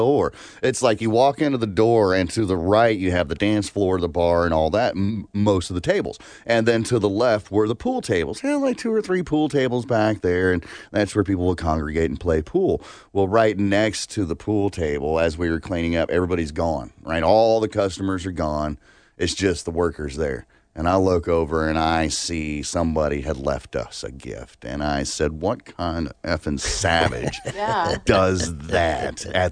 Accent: Alabama, United States; growing up in Alabama, but we lived in a trailer on 5 acres

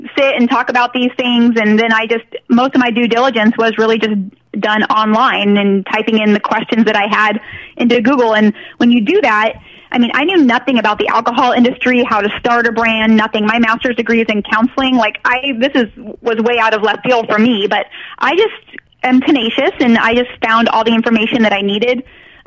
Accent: Northern California, United States; I'm from Northern California, and I grew up with two moms

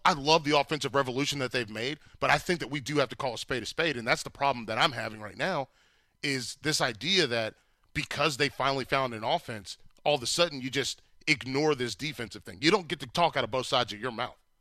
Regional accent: Fayetteville, North Carolina, United States; I was born in Fayetteville

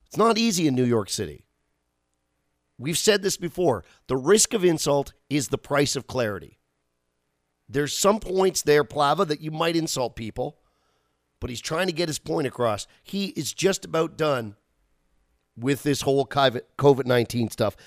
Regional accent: Canada; as a Canadian

